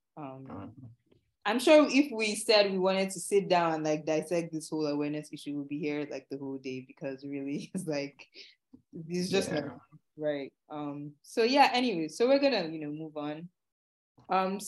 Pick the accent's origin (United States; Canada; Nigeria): Nigeria; moved away; born and raised in Nigeria